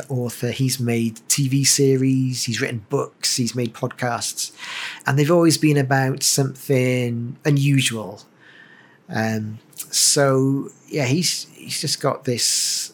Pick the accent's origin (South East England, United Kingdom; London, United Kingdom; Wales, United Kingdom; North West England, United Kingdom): Wales, United Kingdom; Cardiff; moved away as an adult; also born or lived in Stoke-on-Trent / Canton, Cardiff; now in Singapore; we grew up in Penturk, so my parents still live there